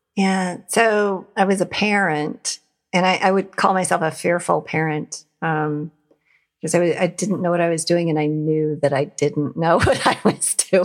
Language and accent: English; Montana, United States; now in Ohio, United States; I was an atheist and I grew up in Montana